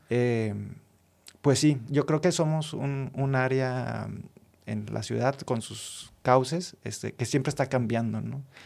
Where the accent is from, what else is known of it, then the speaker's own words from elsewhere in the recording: Monterrey, Nuevo León, Mexico; como regio